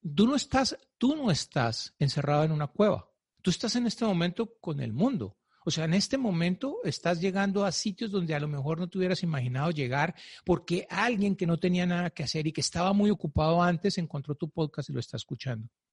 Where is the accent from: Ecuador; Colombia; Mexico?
Colombia; Yo soy colombiano